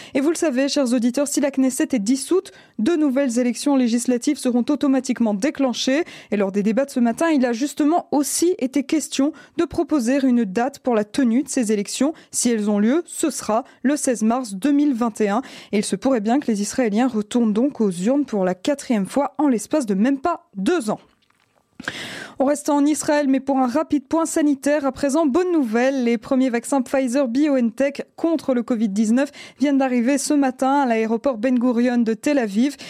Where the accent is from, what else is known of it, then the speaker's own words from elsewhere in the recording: Belgium; chez nous en Belgique